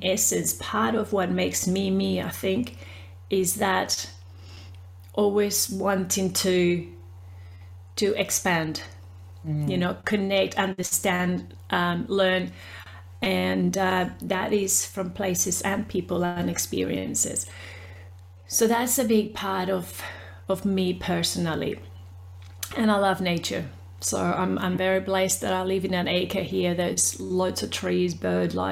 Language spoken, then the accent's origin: English; Peru; now in Australia; I am originally from Peru. I speak Spanish. And I've been in Australia for about 30 years.